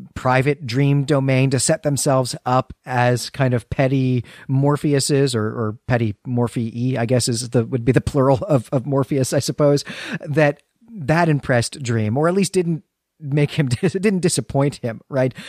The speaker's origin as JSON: {"language": "English", "country": "United States", "said": "our identity as Americans"}